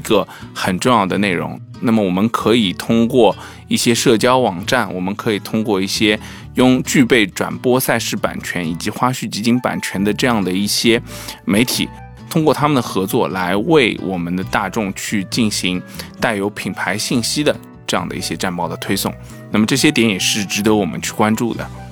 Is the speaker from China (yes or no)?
yes; China; 作为中国人